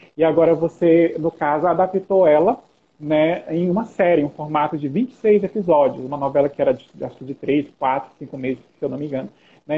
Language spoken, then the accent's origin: Portuguese; Brazil; Nós somos aqui do Brasil